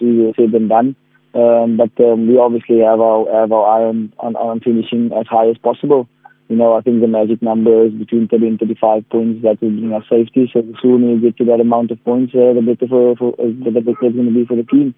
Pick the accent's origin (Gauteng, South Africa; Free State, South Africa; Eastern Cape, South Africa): Eastern Cape, South Africa; the Metro; We're all from the Metro. We've been here for a long time.